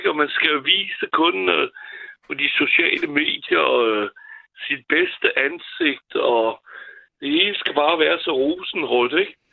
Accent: France; now in Denmark; da jeg er franskmand

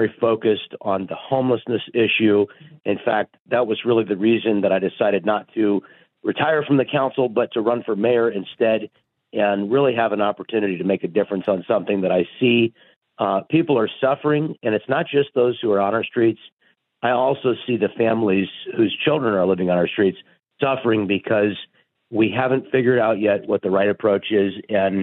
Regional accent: Kansas, United States; moved away as an adult; also born or lived in Washington, D.C.; now in Vista, United States; I grew up in Kansas

